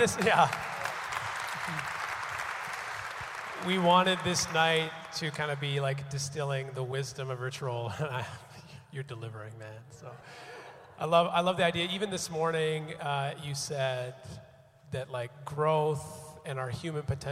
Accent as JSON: {"language": "English", "town": "Richmond", "region": "British Columbia", "country": "Canada", "said": "I'm from Steveston, which is like our little waterfront town here, Richmond"}